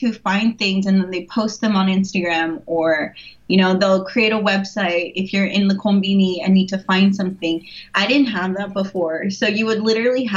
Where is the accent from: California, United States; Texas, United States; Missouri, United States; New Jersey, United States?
California, United States; San Diego; moved away as an adult; also born or lived in Irvine, California / Nara, Japan; now in Osaka, Japan; I'm from San Diego, California, went to school in Irvine